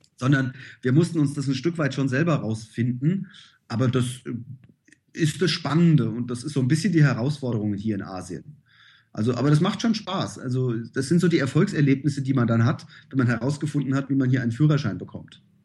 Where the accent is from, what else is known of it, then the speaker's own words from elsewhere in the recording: Königstein im Taunus, Hesse, Germany; moved away as an adult; also born or lived in Frankfurt / Phnom Penh / Saigon; now in Laos; ich komme aus Königstein im Taunus.